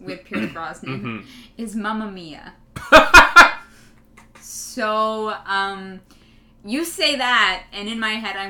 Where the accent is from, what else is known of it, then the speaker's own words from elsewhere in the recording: Calgary, Alberta, Canada; We grew up in Calgary.